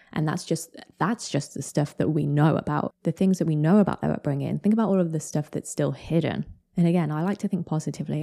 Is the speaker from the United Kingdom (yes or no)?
yes; United Kingdom; I'm British